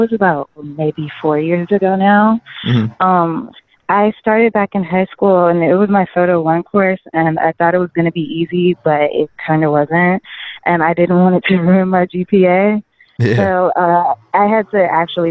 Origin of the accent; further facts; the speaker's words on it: North Carolina, United States; I'm from North Carolina. I'm based out in North Carolina.